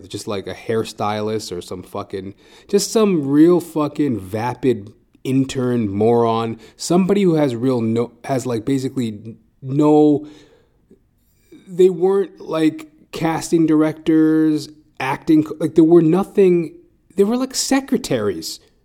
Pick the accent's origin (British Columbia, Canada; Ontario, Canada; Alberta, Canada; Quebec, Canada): Alberta, Canada; Edmonton; now in Toronto, Canada; I am originally from Edmonton, Alberta, Canada